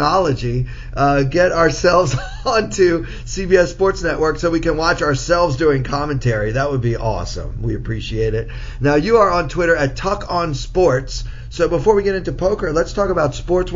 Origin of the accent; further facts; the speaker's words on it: Baltimore, Maryland, United States; my hometown teams